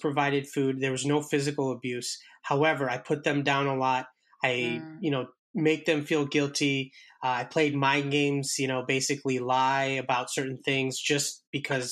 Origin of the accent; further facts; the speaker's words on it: India; I'm Indian myself